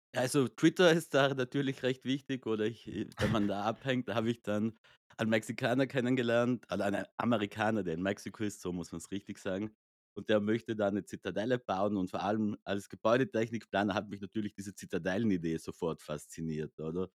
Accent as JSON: {"language": "German", "area": "South Tyrol", "region": "Trentino-Alto Adige", "country": "Italy", "said": "ich komme aus Südtirol"}